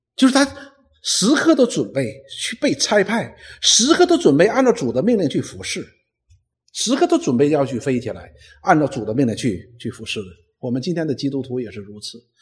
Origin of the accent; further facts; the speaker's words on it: China; 我们中国人